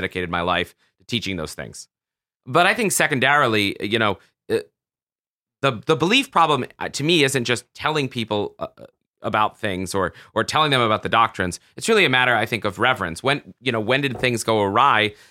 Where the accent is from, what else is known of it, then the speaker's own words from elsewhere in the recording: the South, United States; I grew up in the South